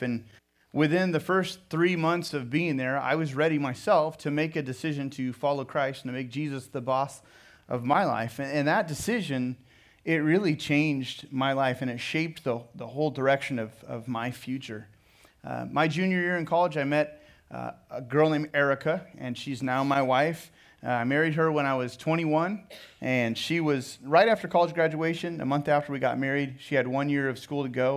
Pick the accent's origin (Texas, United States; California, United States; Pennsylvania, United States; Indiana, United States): California, United States; Pismo Beach; moved away as an adult; also born or lived in Sonoma, California / San Jose, California; now in Riverside, United States; I was raised in Pismo Beach along the Central Coast. And so I would, lived in Pismo Beach up until high school graduation and grew up there